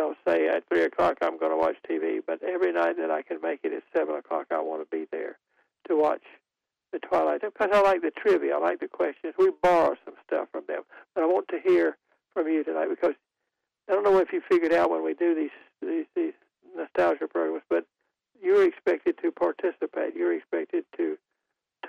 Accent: Raleigh, North Carolina, United States; I'm from Raleigh, North Carolina

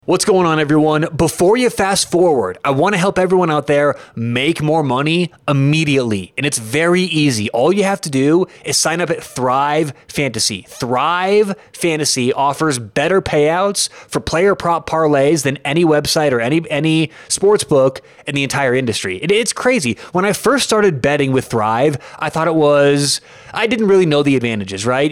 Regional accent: Denver, Colorado, United States; I am from Denver, Colorado

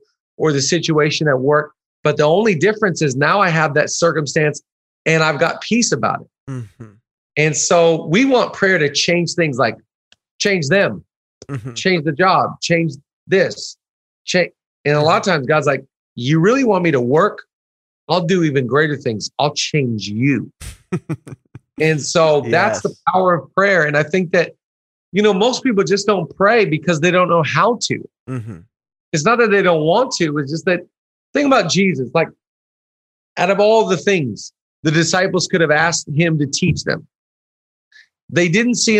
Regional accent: the Northwest, Pacific Northwest, United States; now in Los Angeles, United States; the Northwest where I'm from

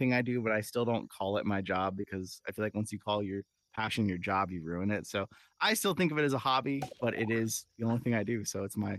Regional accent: California, United States; born or raised there

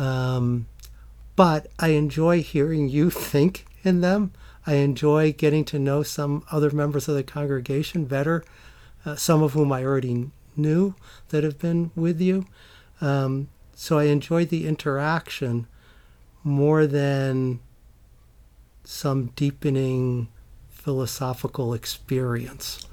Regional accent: Middletown, New York, United States; grew up in Middletown, New York, which is a small town in the Catskills

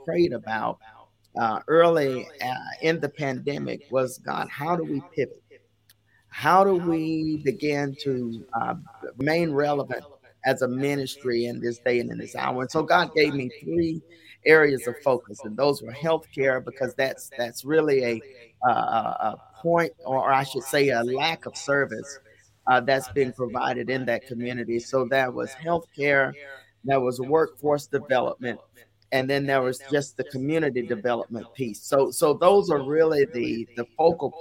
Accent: Jackson, Alabama, United States; So I am a native of South Alabama. I grew up in the Jackson community, which is just north of Mobile.

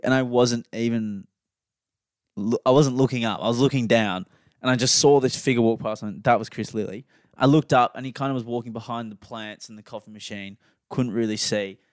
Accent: Australia; we're both Australian.

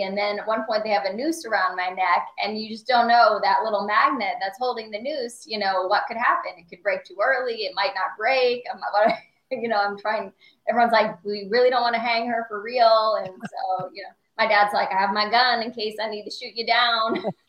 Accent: Southwest Florida, United States; also born or lived in Illinois / California; now in Fort Myers, United States; I'm originally from Illinois. My dad was a farmer. We were snowbirds to Florida, and finally moved down to Southwest Florida when I was 10 permanently.

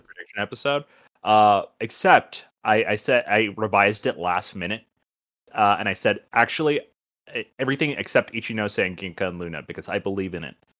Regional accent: India; moved away; I'm Indian, uh, so my family, uh, most of my family lives in India.

